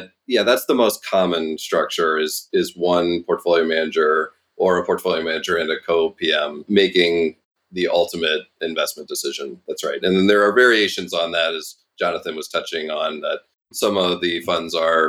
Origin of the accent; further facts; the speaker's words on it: Midwest, United States; growing up in the Midwest